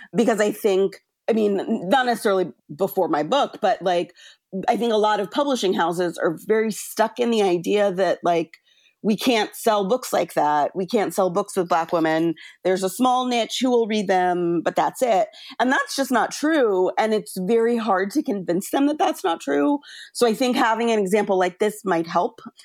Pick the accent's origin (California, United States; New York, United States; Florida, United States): California, United States; I grew up in California